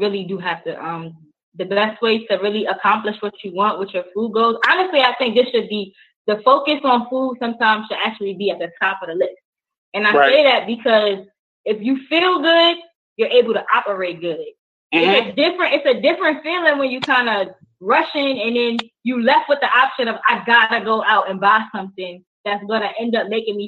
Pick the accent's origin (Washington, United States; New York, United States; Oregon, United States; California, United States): New York, United States; New York City; I grew up in Brooklyn, New York.